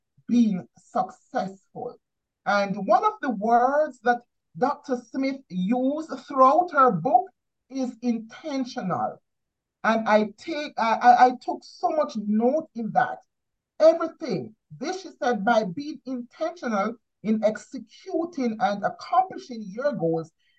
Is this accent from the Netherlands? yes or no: no; Jamaica; growing up in Jamaica